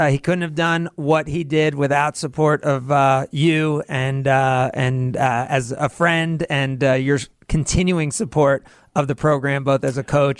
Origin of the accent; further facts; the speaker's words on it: New Jersey, United States; moved away as an adult; also born or lived in Georgia; now in Wisconsin, United States; I'm from New Jersey. I went to Emory University. I had never been to the state of Wisconsin until 1996.